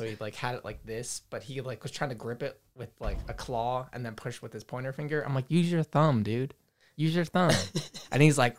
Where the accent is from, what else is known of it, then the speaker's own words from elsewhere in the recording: Brooklyn, New York, United States; also born or lived in Staten Island; now in New Jersey, United States; It was like, because we're from Brooklyn and then we moved to Staten Island and then we moved to Jersey. So it was like a nice transition.